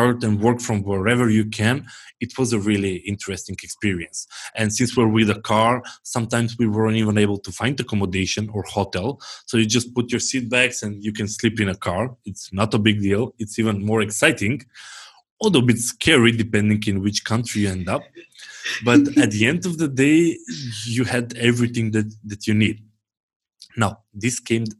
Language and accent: English; North Macedonia; I'm from Macedonia